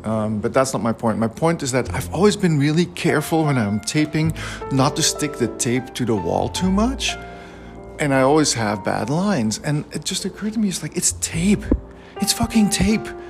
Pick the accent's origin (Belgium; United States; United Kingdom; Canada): Belgium; I grew up in Belgium